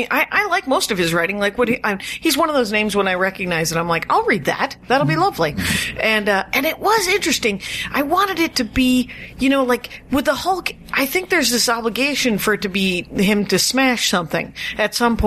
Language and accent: English; Milwaukee, Wisconsin, United States; I'm from the Milwaukee area, so I'm familiar.